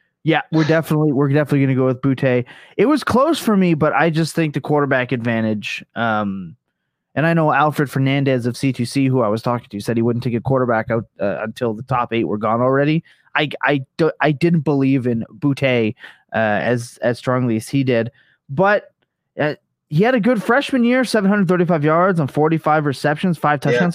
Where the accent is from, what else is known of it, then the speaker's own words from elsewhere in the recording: Canada; I'm Canadian